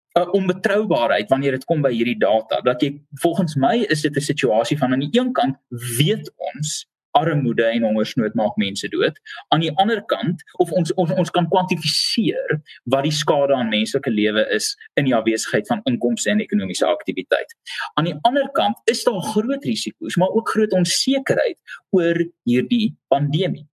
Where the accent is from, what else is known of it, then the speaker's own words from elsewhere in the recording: South Africa; vir my as Suid-Afrikaner